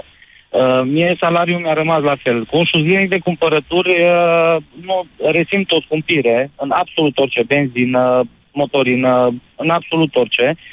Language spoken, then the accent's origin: Romanian; Oradea, Bihor County, Romania; sunt din Oradea